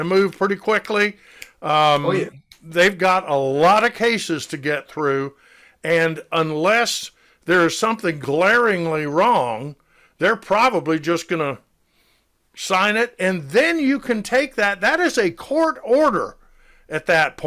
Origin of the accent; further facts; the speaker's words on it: Decatur, Georgia, United States; I was born and raised in Decatur, which is the county seat of DeKalb County